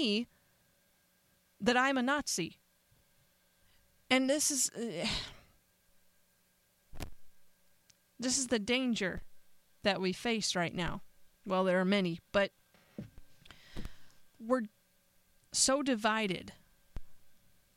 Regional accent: Northeast, United States; I grew up in the Northeast

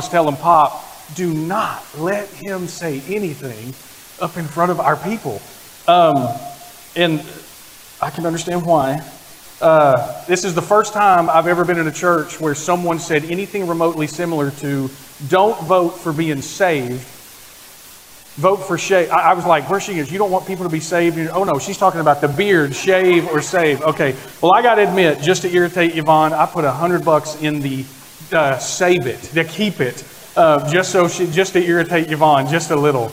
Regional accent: Oklahoma, United States; moved away as an adult; also born or lived in Texas; I was born in Oklahoma, like that. Grew up in Oklahoma, spent most of my adult life in Texas

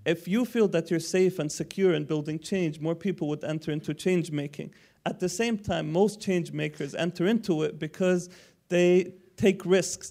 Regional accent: Palestine; I'm from Palestine

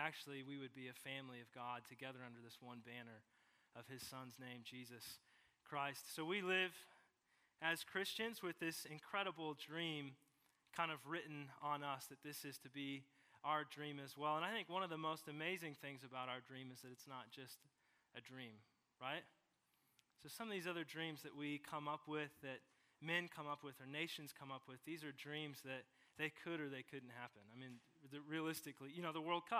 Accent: St. Joseph, Missouri, United States; also born or lived in Savannah, Missouri; I grew up in St. Joe, Missouri

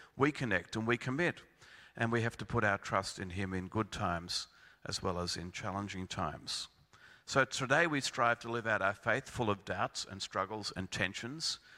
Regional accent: Melbourne, Victoria, Australia; I come from Melbourne

